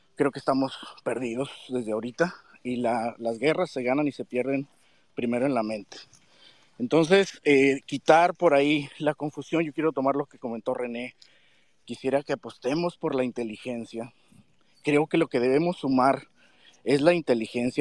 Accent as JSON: {"language": "Spanish", "country": "Mexico", "said": "tenemos como mexicanos"}